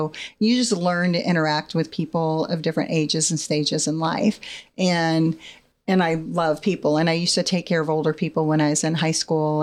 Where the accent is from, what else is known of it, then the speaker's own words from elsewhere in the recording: California, United States; moved away as an adult; now in Ohio, United States; I'm originally from California.